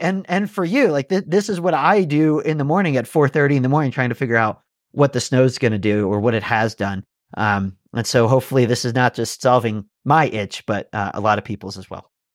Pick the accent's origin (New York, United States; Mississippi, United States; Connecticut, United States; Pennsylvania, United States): Pennsylvania, United States; moved away; I grew up skiing on the East Coast in Pennsylvania